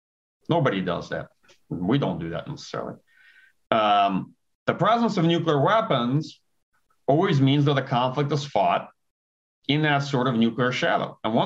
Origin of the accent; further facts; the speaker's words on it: Kyiv, Ukraine; now in United States; I'm originally from the Soviet Union. I was born in Kiev, Ukraine. Came to the United States in the early 90s.